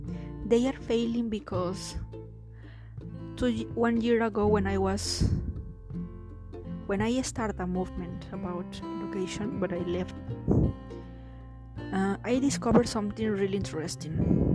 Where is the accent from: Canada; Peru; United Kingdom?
Peru; English is a second language; And after I will say, it's a joke, I'm Peruvian. Y les hablaré en español como para que sepan que soy de Perú.